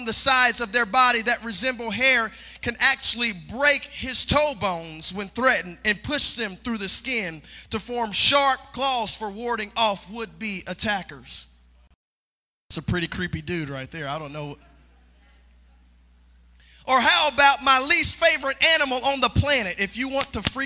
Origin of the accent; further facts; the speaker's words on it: South Mississippi, United States; I come from South Mississippi, grew up in the country